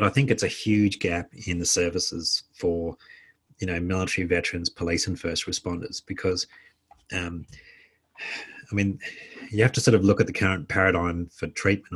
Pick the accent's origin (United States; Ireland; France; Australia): Australia; working as an Australian embedded with the Americans, treating mostly Americans.